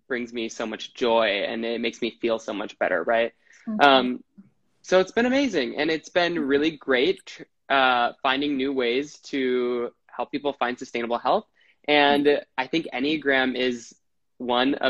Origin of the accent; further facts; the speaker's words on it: Wisconsin, United States; now in New York City, United States; I'm from Wisconsin. I live in New York City